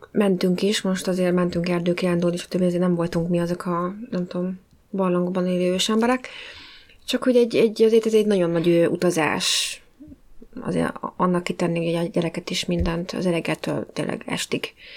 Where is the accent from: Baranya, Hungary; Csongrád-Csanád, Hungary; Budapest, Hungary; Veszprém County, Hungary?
Budapest, Hungary; moved away; mindenketten ugye hát budapestiek vagyunk, és vannak olyan részei, amiket tényleg csak úgy mi ismerünk, hogy ahol felnőttünk.